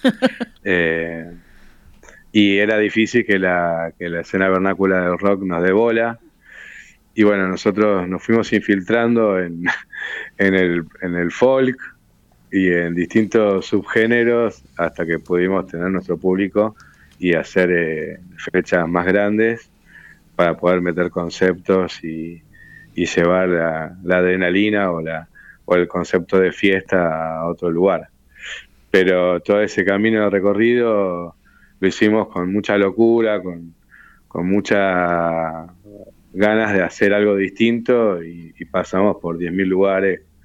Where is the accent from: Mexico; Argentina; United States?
Argentina; Río de la Plata; somos de acá, somos rioplatenses, y, me crié escuchando la, música de acá